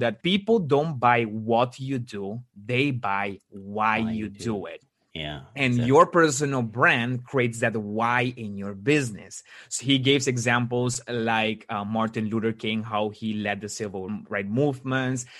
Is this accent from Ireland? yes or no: no; Aruba; moved away as an adult; now in Netherlands; I actually was born in Aruba, and in 2016, I've moved to the Netherlands.